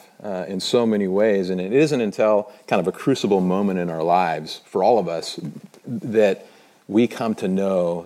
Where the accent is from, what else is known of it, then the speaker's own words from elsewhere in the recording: United States; as an American